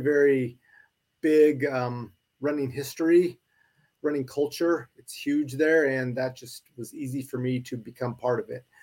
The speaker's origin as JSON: {"language": "English", "town": "Spokane", "region": "Washington", "country": "United States", "tie": "born or raised there", "also_born_or_lived": "Idaho", "moved": "as an adult", "said": "I grew up in Spokane, Washington. I was born and raised there."}